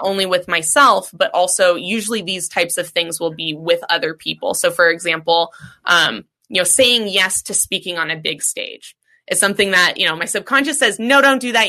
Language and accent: English; Seattle, Washington, United States; growing up in Seattle, it's a very cannabis centric city